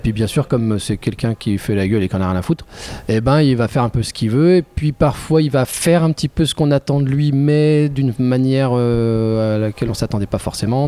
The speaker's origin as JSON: {"language": "French", "town": "Oyonnax", "region": "Auvergne-Rhône-Alpes", "country": "France", "tie": "born or raised there", "moved": "yes", "lives_now": "Lyon, France", "said": "Je suis originaire de, de l'Ain. Je, suis né à Oyonnax, dans l'Ain, mais je vis à Lyon depuis pas mal d'années maintenant."}